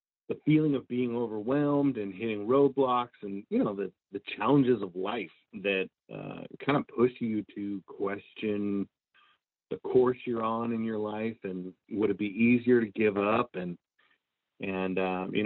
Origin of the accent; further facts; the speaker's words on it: Marysville, Washington, United States; moved away as an adult; now in Nashville, United States; I'm born and raised in Marysville, Washington, and kind of cut my teeth playing in the Pacific Northwest before moving to Nashville to pursue music